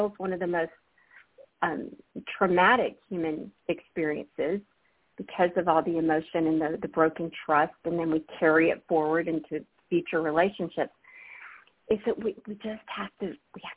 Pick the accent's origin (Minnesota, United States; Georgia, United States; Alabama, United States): Alabama, United States; moved away; I'm from Alabama originally, Susun. I grew up in the Bible Belt